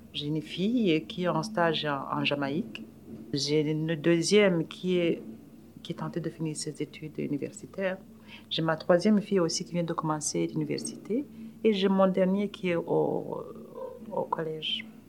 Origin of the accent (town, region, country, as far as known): Burundi; accent: African; French is a second language; moved away as an adult; now in Canada